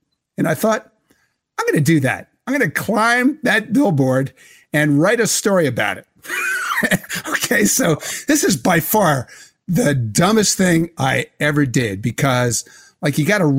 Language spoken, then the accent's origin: English; Philadelphia, Pennsylvania, United States; And the Philadelphia Inquirer, because I came from Philadelphia, thought, yeah, that's a good idea.